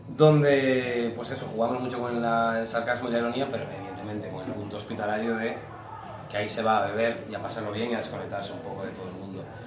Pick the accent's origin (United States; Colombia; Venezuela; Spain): Spain; Galicia; Yo soy gallego